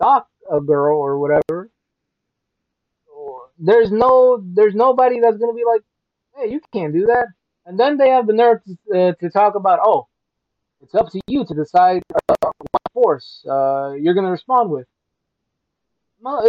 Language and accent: English; Chicago, Illinois, United States; also born or lived in Atlanta, Georgia; I moved here when I was six. Though I went back to Atlanta a lot, but I still consider Chicago as like my home, you know? Definitely the hometown